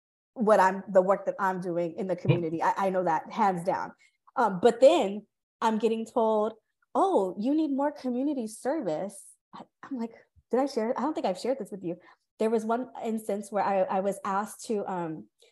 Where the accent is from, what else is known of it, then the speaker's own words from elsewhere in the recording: California, United States; moved away; I'm from California.